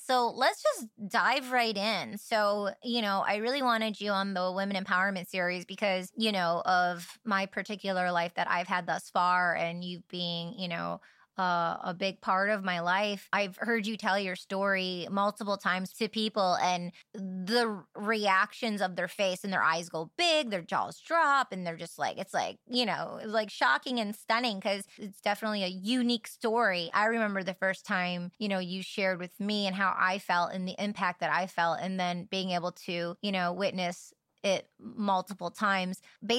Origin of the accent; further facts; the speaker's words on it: Michigan, United States; moved away; And growing up in Michigan, it was very limited of languages and words that I was exposed to and heard. And then I went to California.